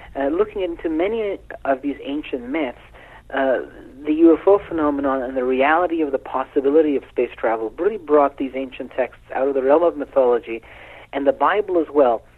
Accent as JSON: {"language": "English", "country": "Iran", "tie": "born or raised there", "said": "I was born in Iran"}